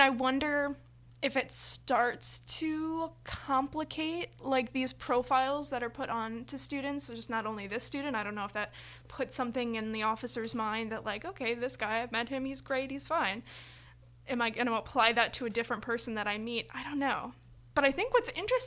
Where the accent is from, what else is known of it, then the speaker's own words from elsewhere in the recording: Valparaiso, Indiana, United States; my neighborhood growing up in Valpo, being next to Gary